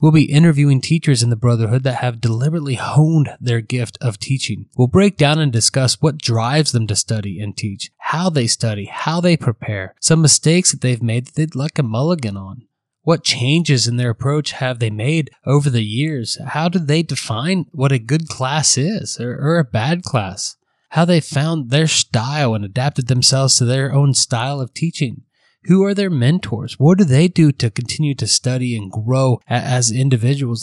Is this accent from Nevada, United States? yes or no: no; Central Ohio, United States; now in Central California, United States; I'm originally from Central Ohio, but now I'm in Central California